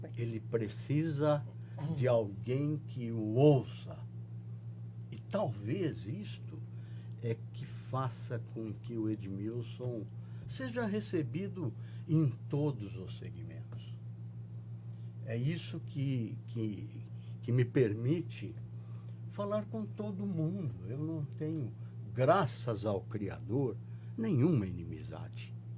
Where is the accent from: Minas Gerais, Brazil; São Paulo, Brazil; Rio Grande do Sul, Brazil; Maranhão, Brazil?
São Paulo, Brazil; Limeira; accent: caipira; moved away as an adult; eu sou caipira, eu vim lá de Limeira, no interior